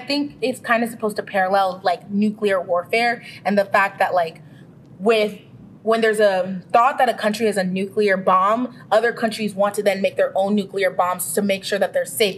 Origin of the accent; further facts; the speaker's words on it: Ghana; I'm Ghanaian, West African